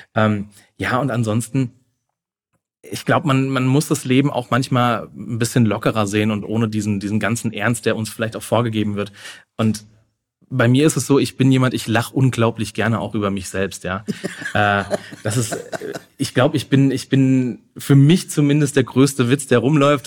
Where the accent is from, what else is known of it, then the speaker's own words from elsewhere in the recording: Wetterau, Hesse, Germany; moved away as an adult; now in Frankfurt, Germany; ich bin auch nicht allzu weit weg von Frankfurt